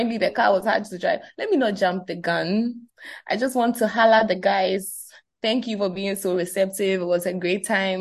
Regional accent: Ghana; as young Ghanaian fans

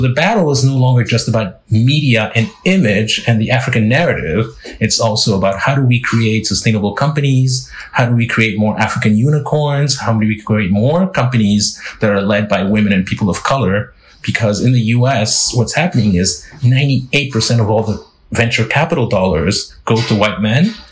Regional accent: Lomé, Maritime, Togo; moved away; I'm a boy from Lomé. I was raised as a francophone, yet my entire career has been in the English speaking world.

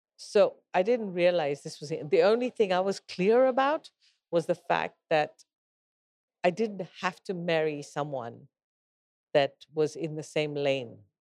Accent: Kenya; I'm a Kenyan

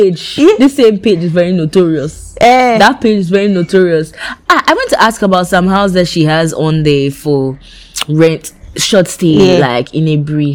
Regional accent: Volta, Ghana; I come from the Volta region.

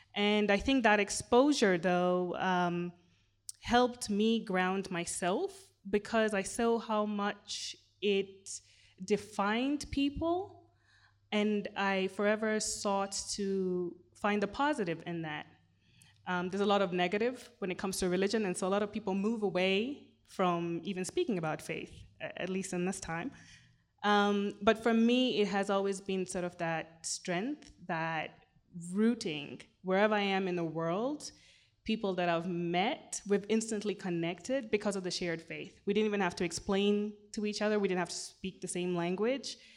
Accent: Kenya; first language Swahili; English is a second language; I'm a Kenyan Muslim woman, and I live in Nairobi

